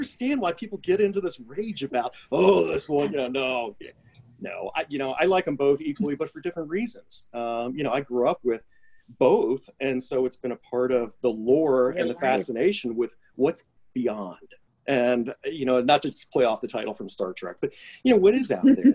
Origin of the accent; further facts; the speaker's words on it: Louisville, Kentucky, United States; my hometown community here